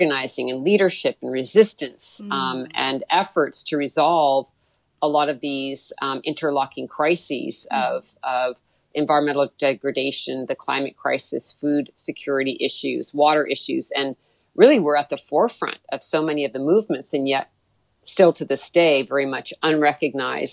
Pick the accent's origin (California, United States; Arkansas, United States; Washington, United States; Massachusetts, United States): California, United States; Mendocino; the area where I grew up was in Mendocino County, in the town of Mendocino on the coast of California